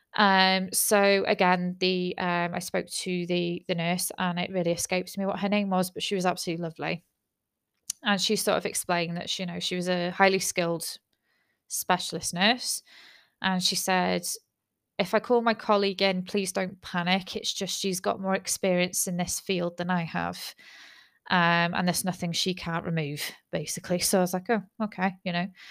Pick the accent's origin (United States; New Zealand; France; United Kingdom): United Kingdom; I'm British